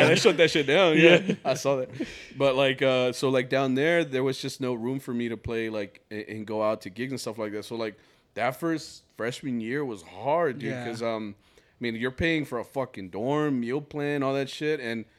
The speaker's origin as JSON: {"language": "English", "town": "Fort Worth", "region": "Texas", "country": "United States", "said": "I fucking love that I'm from Fort Worth anyway."}